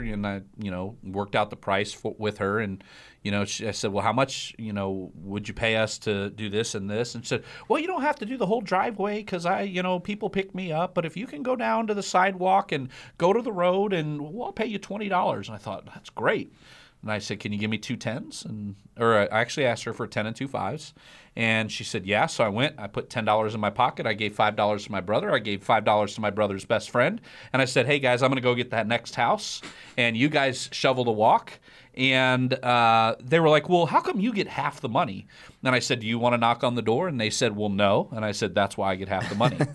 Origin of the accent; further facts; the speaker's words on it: Iowa, United States; I grew up in Iowa